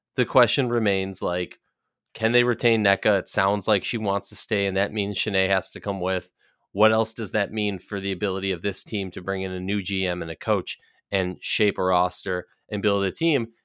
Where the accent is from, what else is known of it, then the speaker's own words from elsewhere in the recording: Minnesota, United States; Minnesota Lynx, my hometown team